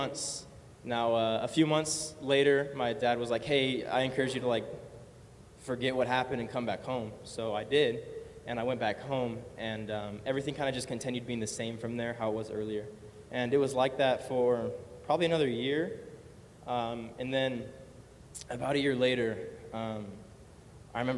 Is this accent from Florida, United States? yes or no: no; California, United States; I was born here in California, born and raised